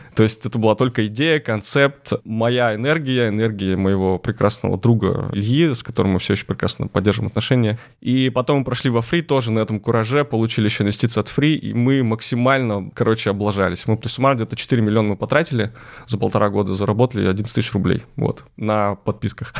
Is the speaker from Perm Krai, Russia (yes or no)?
yes; Lysva, Perm Krai, Russia; Лысьва. Это мой родной город, крошечный город э, в Пермской области